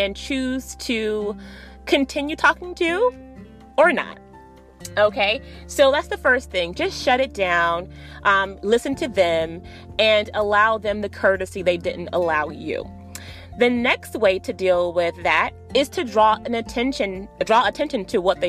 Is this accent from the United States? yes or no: yes; Miami Gardens, Florida, United States; Miami, Florida is my hometown, guys. For anyone who doesn't know, I'm from Miami, Florida, specifically Miami Gardens, Florida